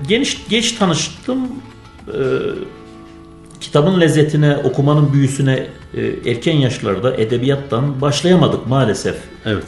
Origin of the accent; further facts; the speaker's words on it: Gaziantep, Turkey; also born or lived in Erzincan; 1978 Gaziantep doğumluyum.